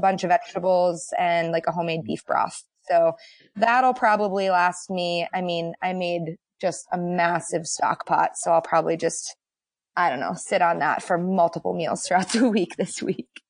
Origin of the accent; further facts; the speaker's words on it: Boston, Massachusetts, United States; moved away as an adult; now in Cincinnati, United States; I'm from the East Coast. I'm from Boston